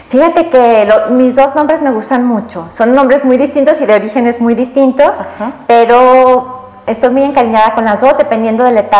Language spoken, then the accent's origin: Spanish; Aguascalientes, Mexico; born there; Mira, pues yo nací aquí en Aguascalientes, nací el 4 de agosto de 1971.